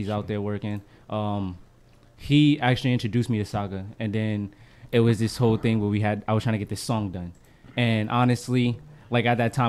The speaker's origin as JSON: {"language": "English", "town": "East Orange", "region": "New Jersey", "country": "United States", "also_born_or_lived": "Kearny, New Jersey", "said": "I am from East Orange, New Jersey. Okay. I moved out to Kearney, New Jersey"}